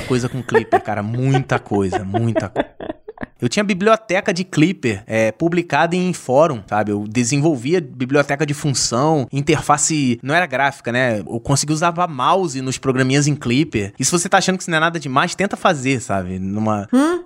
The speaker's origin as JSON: {"language": "Portuguese", "region": "Rio de Janeiro", "country": "Brazil", "said": "Eu sou aqui do Rio de Janeiro"}